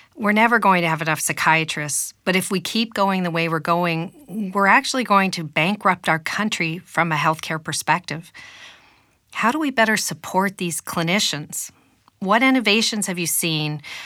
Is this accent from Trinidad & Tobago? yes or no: no; Canada; as a Canadian